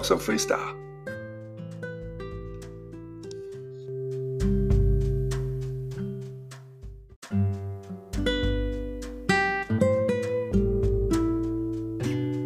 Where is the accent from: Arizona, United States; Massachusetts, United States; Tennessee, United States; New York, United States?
New York, United States; New York City; moved away; I'm from the Bronx.